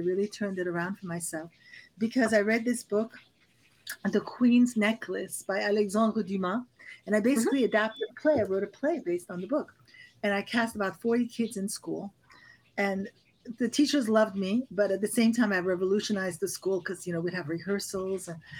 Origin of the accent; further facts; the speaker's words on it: Paris, Île-de-France, France; I really had that experience of growing not only in Paris, but we traveled a lot. So we traveled all over Europe.